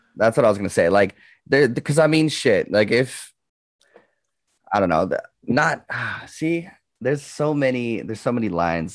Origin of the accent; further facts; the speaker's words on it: Canada; As a Canadian